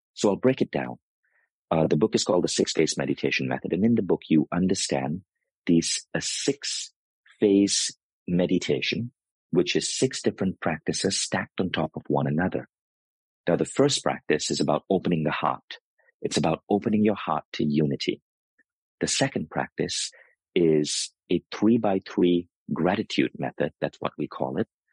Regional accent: United States; Americans, we tend to glorify what is exotic

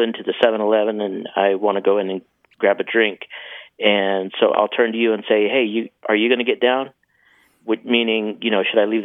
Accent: New Mexico, United States; also born or lived in Albuquerque, New Mexico; now in Dallas, United States; I actually grew up in New Mexico, even though I've been in Dallas now for a number of years

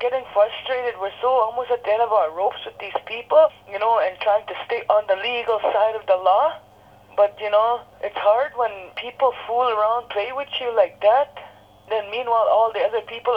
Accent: Saugeen First Nation, northwestern Ontario, Canada; I'm from the Ojibwe Nation of Saugeen Indian Tribe, number 258 from the northwestern Ontario

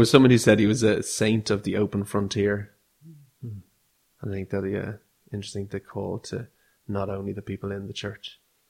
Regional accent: Ireland; growing up in Ireland, you hear a bit about St. Patrick

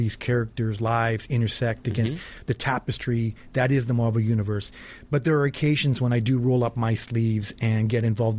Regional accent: San Francisco, California, United States; now in New York, United States; I was born in San Francisco.

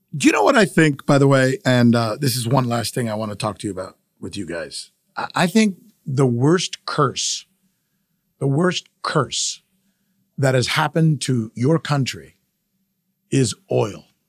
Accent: United States; my country, the United States of America

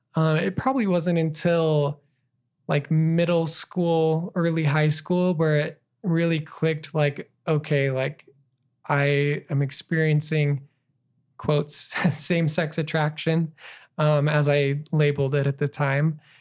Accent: Burley, Idaho, United States; also born or lived in Twin Falls, Idaho / Farmington, New Mexico / Utah / New York City; I was raised in Burley, Idaho, born in Twin Falls, Idaho

